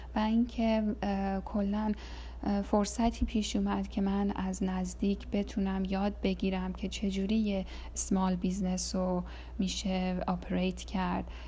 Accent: Iran; moved away; تو این سالهایی که از ایران مهاجرت کردم

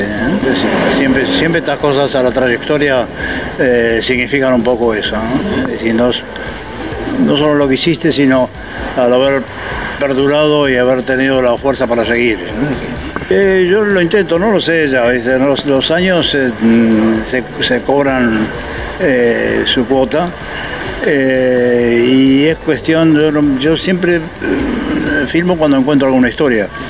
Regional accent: Buenos Aires, Argentina; donde yo venía de chico, yo nací en Parque Chas, así que los cines donde iba era acá

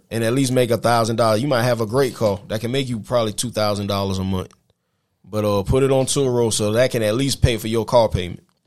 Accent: South Carolina, United States; moved away as an adult; also born or lived in Middle Georgia; now in Georgia, United States; I'm from South Carolina. I came to Middle Georgia.

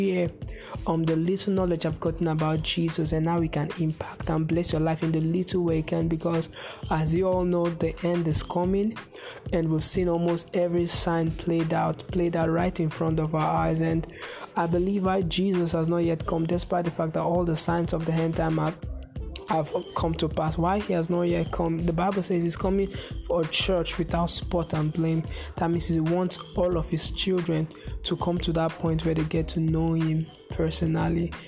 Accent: Nigeria; I'm from Nigeria

